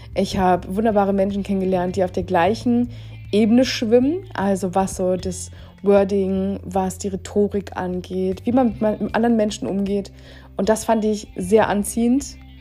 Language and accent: German; Germany; als Deutscher